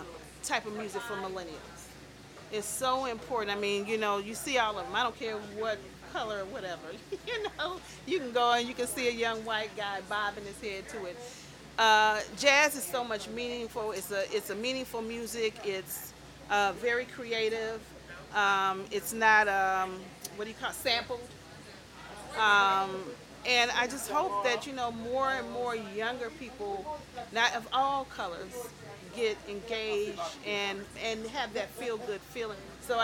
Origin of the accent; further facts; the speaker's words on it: Chicago, Illinois, United States; And I know when my daughter moved to New York, that's one thing, because of being in Chicago, growing up in Chicago, when she moved to New York, that's one of the things she appreciated about New York, is that it's very diverse.